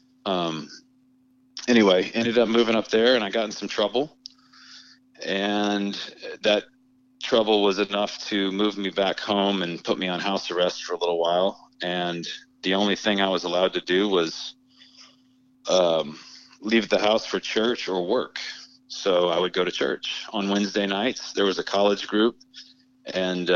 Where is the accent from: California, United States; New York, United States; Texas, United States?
Texas, United States; San Angelo; I grew up in a middle-class home in a small town in West Texas called San Angelo